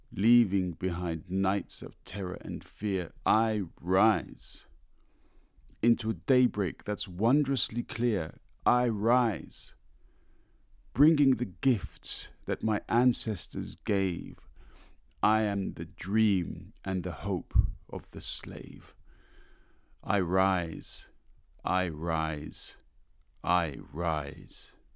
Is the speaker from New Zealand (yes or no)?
no; London, United Kingdom; I grew up in London